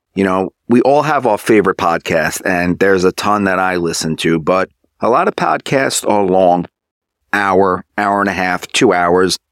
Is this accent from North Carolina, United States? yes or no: no; New York, United States; I'm from New York